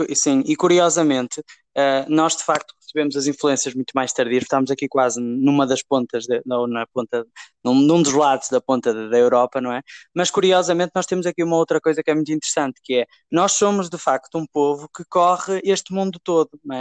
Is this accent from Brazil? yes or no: no; Portugal